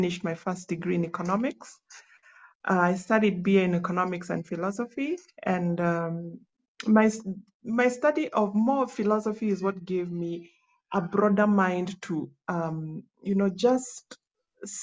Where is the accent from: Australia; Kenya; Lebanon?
Kenya; Nyanza; also born or lived in South Sudan; where I come from Nyanza. I come from the mighty Luo Nation